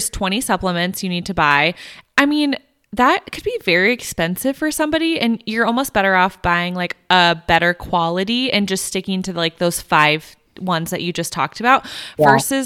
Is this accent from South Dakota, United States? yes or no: no; Wisconsin, United States; I'm from Wisconsin, so I'm close to Canada